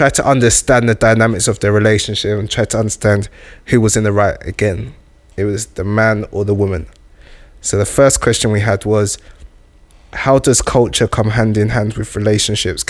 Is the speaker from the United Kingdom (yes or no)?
yes; United Kingdom; this is where I've been raised and this is where I've spent most of my life